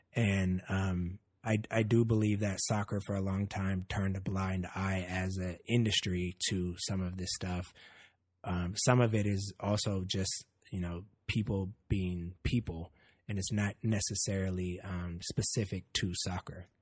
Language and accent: English; Oakland, California, United States; I grew up in Oakland.